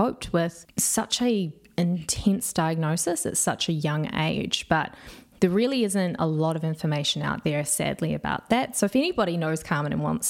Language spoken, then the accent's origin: English; Whakatane, Bay of Plenty, New Zealand; I'm from Whakatane. That's where I grew up